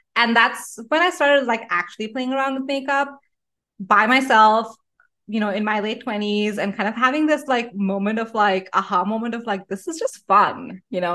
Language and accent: English; Delhi, India; moved away as an adult; I grew up in Delhi in India, um, and I wa-, was living in Delhi till I was eighteen